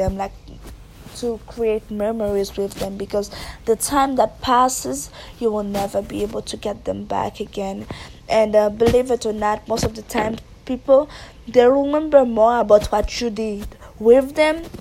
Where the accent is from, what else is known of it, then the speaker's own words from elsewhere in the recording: Haiti; moved away; I was raised and born in Haiti